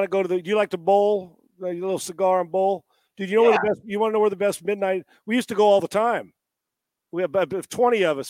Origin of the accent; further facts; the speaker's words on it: Escondido, California, United States; my hometown, the mean streets of Esco